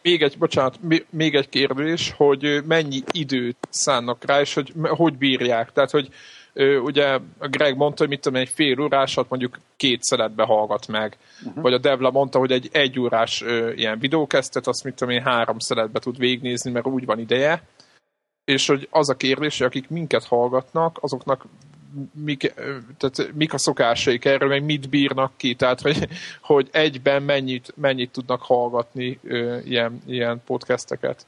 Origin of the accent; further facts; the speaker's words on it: Hungary; magyarok vagyunk